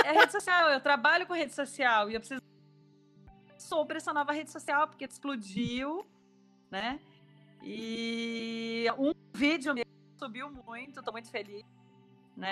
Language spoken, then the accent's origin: Portuguese; Ubatuba, São Paulo, Brazil; eu sou de Ubatuba